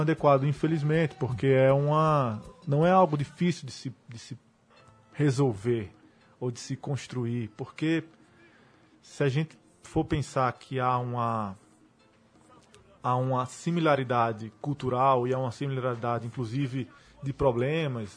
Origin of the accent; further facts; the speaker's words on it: Brazil; also born or lived in Haiti; Sou brasileiro